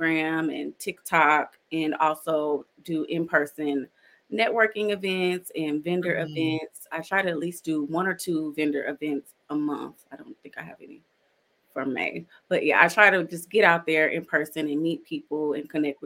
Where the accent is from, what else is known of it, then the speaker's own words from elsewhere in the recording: South Carolina, United States; moved away; I'm originally from South Carolina